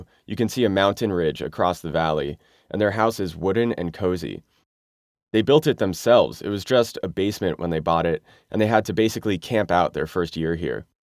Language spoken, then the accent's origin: English; Connecticut, United States; I grew up in the North in Connecticut, in a very liberal town.